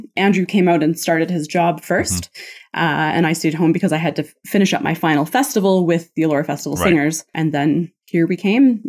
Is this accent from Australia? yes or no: no; Kitchener, Ontario, Canada; I was born in Kitchener, Waterloo, Ontario.